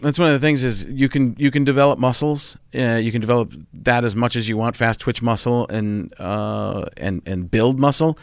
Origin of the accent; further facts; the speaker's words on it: Wisconsin, United States; moved away; also born or lived in Chicago; I grew up in Wisconsin